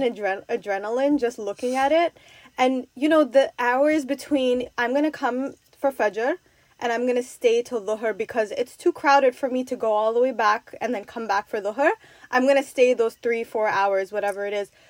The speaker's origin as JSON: {"language": "English", "region": "New York", "country": "United States", "tie": "born or raised there", "said": "I'm from New York"}